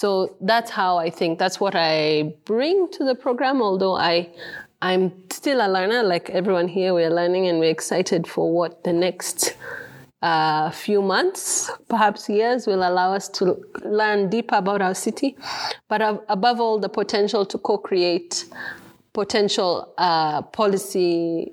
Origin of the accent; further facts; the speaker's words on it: Kenya; I'm a Kenyan